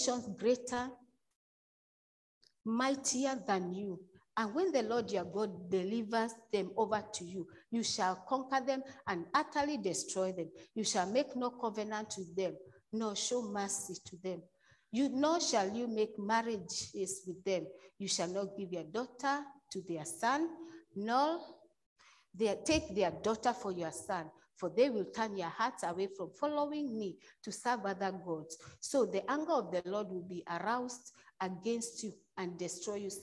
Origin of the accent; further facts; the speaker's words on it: Kenya; moved away; I come from Kenya